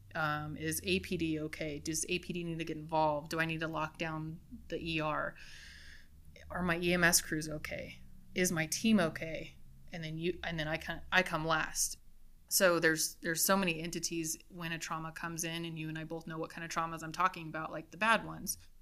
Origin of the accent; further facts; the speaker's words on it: East Mountains, New Mexico, United States; I was from the East Mountains, and I love the East Mountains